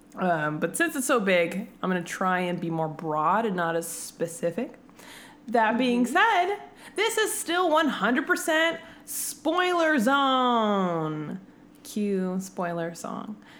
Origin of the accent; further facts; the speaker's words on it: California, United States; now in Arizona, United States; I'm from California, but I live in Arizona